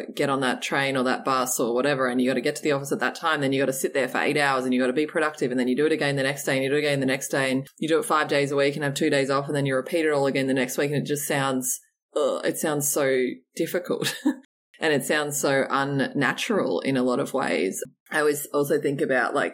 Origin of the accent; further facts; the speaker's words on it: Australia; growing up in Australia and on the beach there